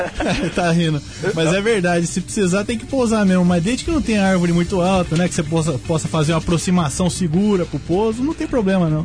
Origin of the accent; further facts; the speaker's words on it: Tatuí, São Paulo, Brazil; eu sou de Tatuí, né? Eu sou dá pra ver que eu sou de Tatuí